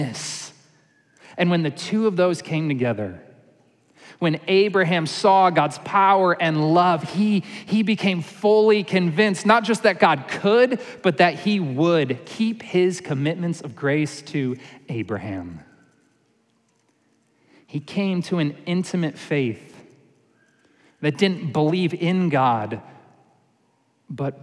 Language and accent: English; New York, United States; moved away; I grew up in New York